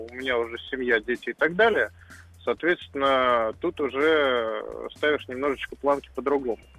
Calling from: Moscow, Russia; 28 лет, Москва.

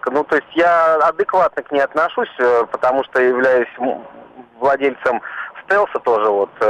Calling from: Zelenograd, Moscow, Russia; Э, я из Зеленограда, ну, из, из-под Зеленограда

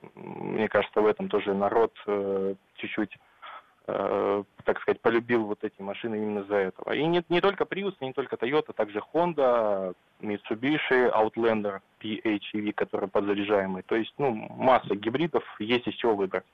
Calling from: Vladivostok, Primorsky Krai, Russia; я вам звоню из Владивостока

